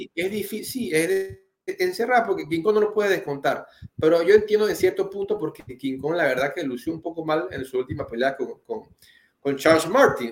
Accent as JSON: {"language": "Spanish", "country": "Panama", "said": "uno como panameño"}